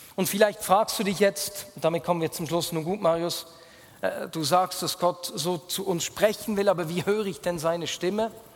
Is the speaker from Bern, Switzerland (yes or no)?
yes; Bern, Switzerland; accent: Bernese German; first language Bernese German; Berndeutsch ist meine Muttersprache